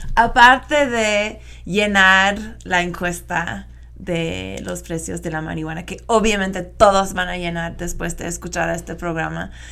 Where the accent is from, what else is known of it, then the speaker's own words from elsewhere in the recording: United States; accent: gringo; Spanish is a second language; moved away; mi acento gringo